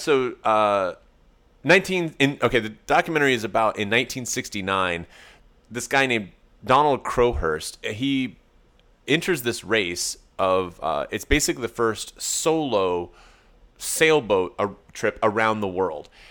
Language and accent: English; East Tennessee, United States; moved away; Okay, so I'm from East Tennessee originally